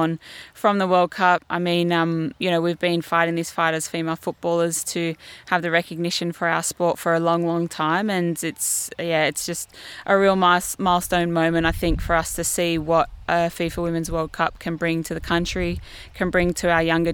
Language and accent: English; Sydney, New South Wales, Australia; I'm a Sydney girl